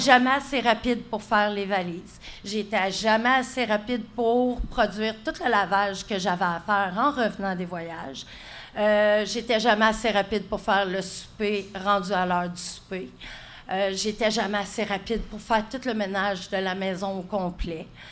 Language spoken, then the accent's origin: French; Gatineau, Quebec, Canada; moved away as an adult; also born or lived in Saint-Colomban; moi, je viens de Gatineau.